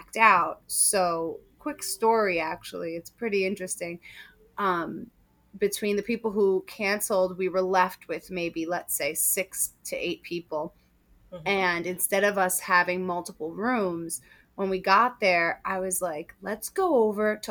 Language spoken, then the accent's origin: English; New York City, New York, United States; also born or lived in Westchester County, New York; I grew up in Queens, and I now live in Westchester County, New York